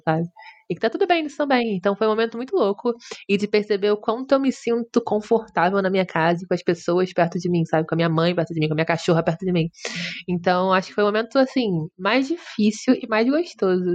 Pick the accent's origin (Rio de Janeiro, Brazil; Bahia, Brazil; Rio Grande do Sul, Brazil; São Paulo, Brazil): Rio de Janeiro, Brazil; Eu sou do Rio